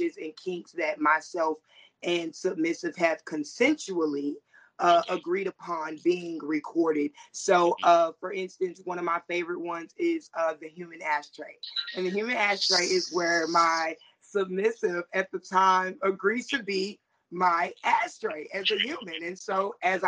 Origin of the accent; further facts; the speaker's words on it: the Carolinas, United States; I'm from the Carolinas